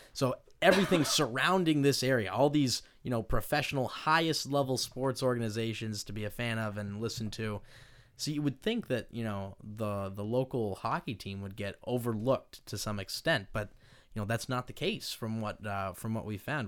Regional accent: Maine, United States; moved away as an adult; now in Stockton, United States; I originally hail from Maine, uh, so a very long ways away, uh, and, you know, growing up in Maine

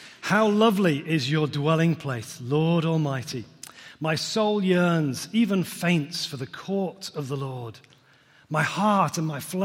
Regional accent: Liverpool, North West England, United Kingdom; moved away; I'm a Scouser originally

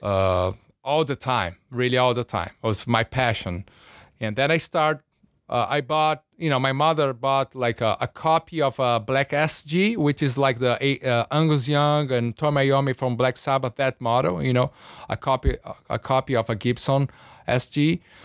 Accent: São Paulo, Brazil; moved away; also born or lived in Rio de Janeiro; I was born in Rio, grew up in São Paulo, big city, uh, huge city.

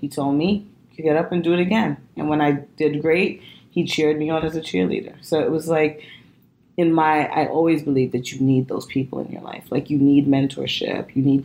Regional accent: New York City, New York, United States; I'm from Brooklyn, young girl growing up

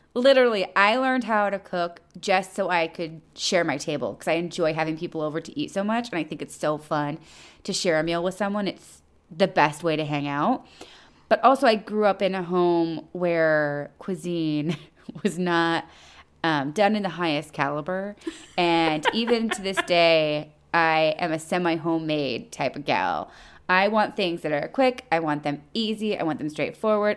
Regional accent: United States; also born or lived in Toronto, Canada; I'm such an American

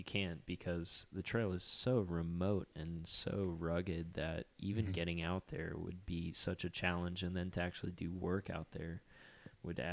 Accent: South Florida, United States; I grew up in South Florida

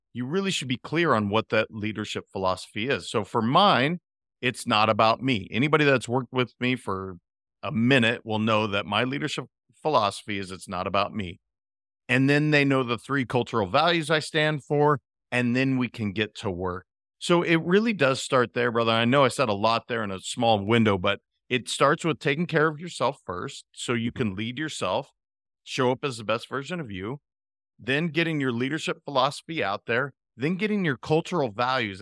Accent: Montana, United States; moved away as an adult; also born or lived in California; now in Florida, United States; I'm a kid from Montana that happened to end up in California for 20 years, and I've been in Florida for three

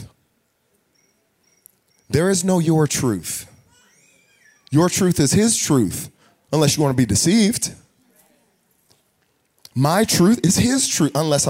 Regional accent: United States; we're American

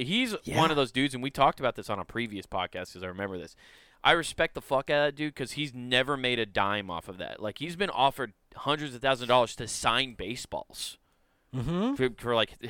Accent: Brooklyn, New York, United States; I'm from Brooklyn.

